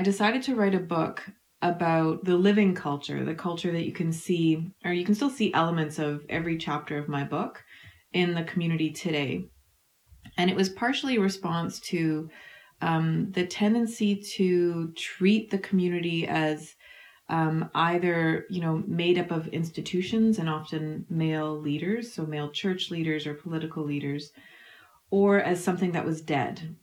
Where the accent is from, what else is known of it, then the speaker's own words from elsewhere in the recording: Manitoba, Canada; I grew up in Manitoba in a Icelandic and Scottish family